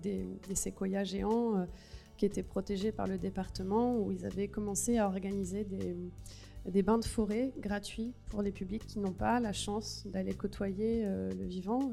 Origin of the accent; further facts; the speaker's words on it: Gironde, Nouvelle-Aquitaine, France; je viens de Gironde, et donc chez moi, ça a tout cramé cet été